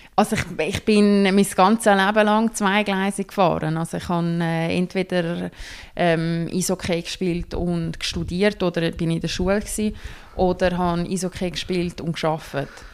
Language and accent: German; Switzerland; wir hier in der Schweiz